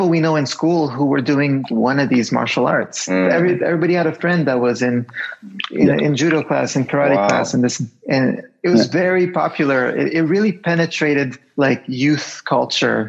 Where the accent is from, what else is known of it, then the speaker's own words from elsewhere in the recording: Canada; I grew up in Canada